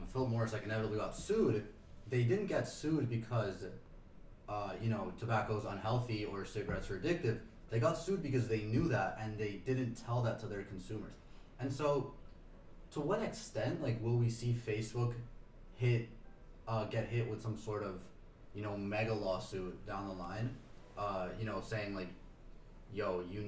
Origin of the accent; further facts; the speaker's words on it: Argentina; now in New York, United States; as someone from Argentina